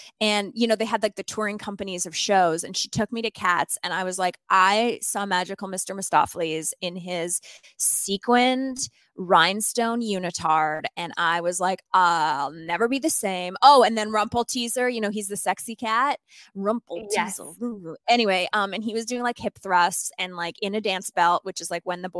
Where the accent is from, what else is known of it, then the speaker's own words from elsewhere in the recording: Sherwood Park, Alberta, Canada; It's called Sherwood Park, and I grew up in this in Canada